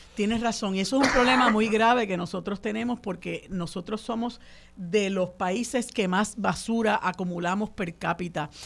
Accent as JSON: {"language": "Spanish", "country": "Puerto Rico"}